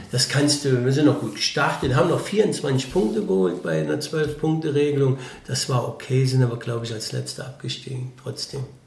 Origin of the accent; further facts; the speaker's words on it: Rittersdorf, Rhineland-Palatinate, Germany; ich bin in Bitburg, also in Rittersdorf, groß geworden, in einem Ort mit 1000 Einwohnern